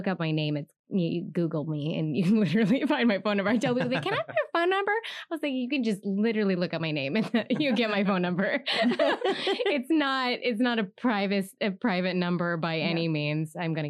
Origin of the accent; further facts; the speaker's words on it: San Diego, California, United States; our community here in my hometown.